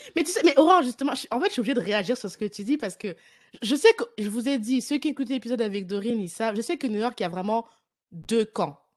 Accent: France; now in Ireland; je suis de France, même si je vis en Irlande

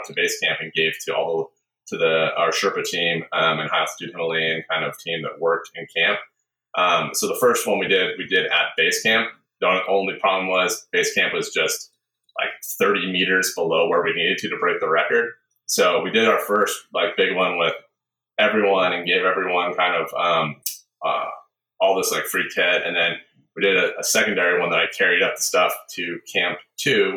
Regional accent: Seattle, Washington, United States; I grew up in a small bed and breakfast, actually, outside Seattle

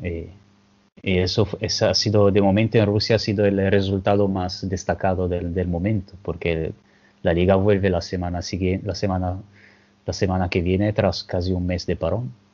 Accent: Genoa, Liguria, Italy; Spanish is a second language; yo soy de Génova

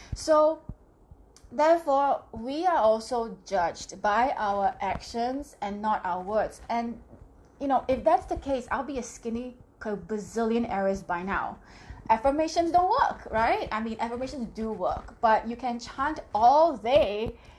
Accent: Singapore; I am from Singapore

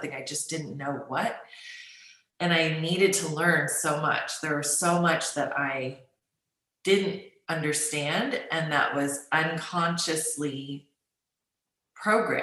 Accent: United States; I grew up in the United States as a Chinese American

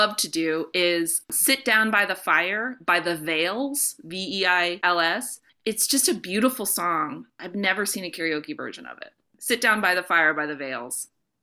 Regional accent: North Florida, United States; As a person growing up in North Florida with a family from Alabama

